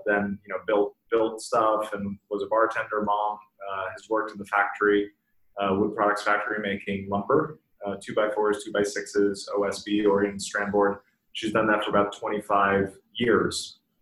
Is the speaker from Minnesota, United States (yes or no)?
yes; Bemidji, Minnesota, United States; moved away; also born or lived in Leonard, Minnesota / Boston; I grew up in uh, very northern Minnesota, about five hours north of Minneapolis